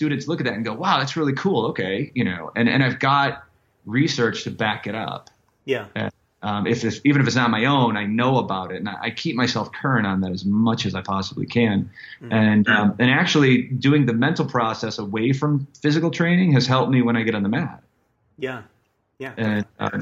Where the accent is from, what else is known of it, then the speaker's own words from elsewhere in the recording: Chicago, Illinois, United States; I'm from South Side of Chicago. It was a really bad neighborhood.